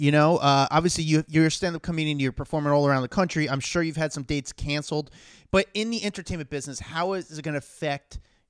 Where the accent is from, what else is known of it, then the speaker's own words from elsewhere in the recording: New York, United States; I'm from New York.